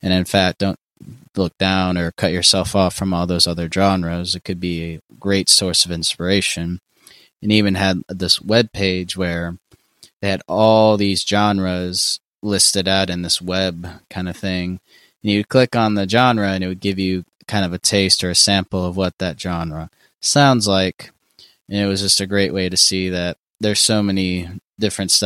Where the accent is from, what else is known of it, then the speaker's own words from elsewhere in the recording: Shreveport, Louisiana, United States; I'm from Shreveport, Louisiana